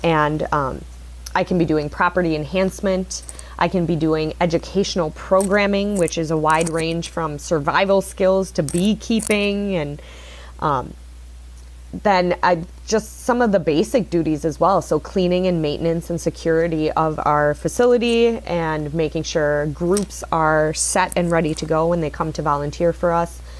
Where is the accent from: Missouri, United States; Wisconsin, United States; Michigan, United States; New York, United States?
Wisconsin, United States; Sheboygan; I grew up here in Sheboygan, Wisconsin.